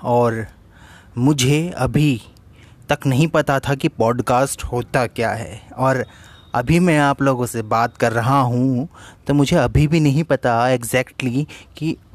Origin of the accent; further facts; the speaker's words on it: Bageshwar, Uttarakhand, India; now in Ghaziabad, India; मैं बागेश्वर उत्तराखंड से हूँ लेकिन रहता उत्तर प्रदेश गाजियाबाद में हूँ